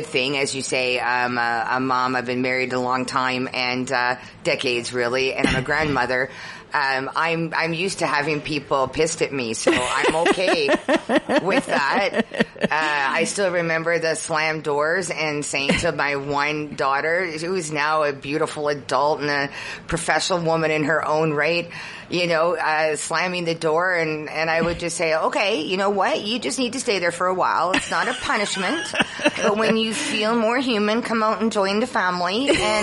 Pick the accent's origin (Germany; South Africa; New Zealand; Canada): Canada; I'm just a Canadian